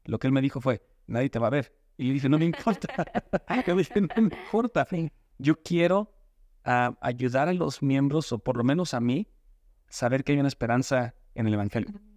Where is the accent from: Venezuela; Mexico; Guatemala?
Mexico; now in United States; vivir bien aquí y disfrutar cuando estoy en México a lo más que pueda